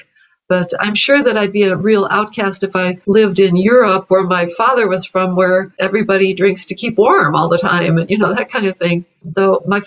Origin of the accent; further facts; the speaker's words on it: Evanston, Illinois, United States; a museum in my hometown here, Evanston, Illinois